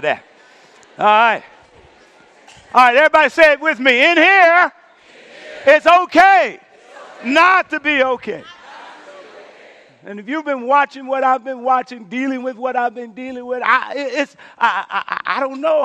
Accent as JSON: {"language": "English", "region": "Louisiana", "country": "United States", "tie": "born or raised there", "said": "my home state, Louisiana"}